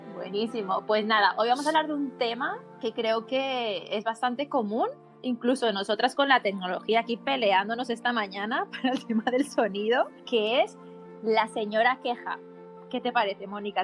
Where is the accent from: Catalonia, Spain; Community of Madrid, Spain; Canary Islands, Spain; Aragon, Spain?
Catalonia, Spain; Barcelona; coach de bienestar, y soy de Barcelona, España